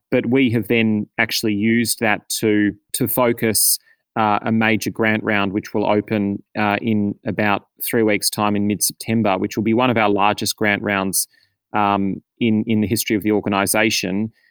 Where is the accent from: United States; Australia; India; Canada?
Australia; as an Australian community